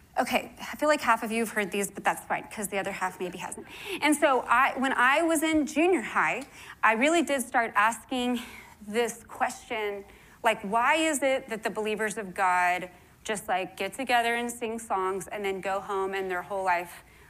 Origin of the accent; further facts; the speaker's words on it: Houston, Texas, United States; the only reason I believe in Christ is because I was born in Houston, Texas, you know? And that's just what everyone here believes.